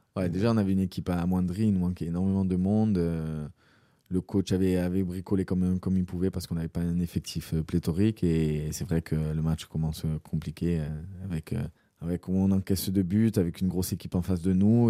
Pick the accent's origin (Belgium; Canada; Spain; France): France; Corsica; en tant que Corse, en tant que voilà, que joueur, joueur insulaire